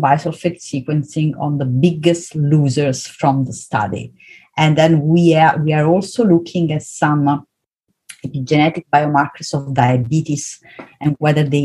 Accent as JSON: {"language": "English", "region": "Southern Italy", "country": "Italy", "tie": "born or raised there", "also_born_or_lived": "Vienna, Austria", "moved": "as an adult", "said": "I was born and raised in South Italy"}